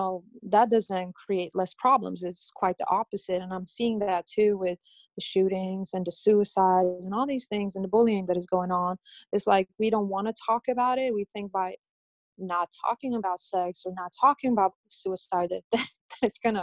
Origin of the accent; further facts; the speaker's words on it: Sweden; moved away; I grew up in Sweden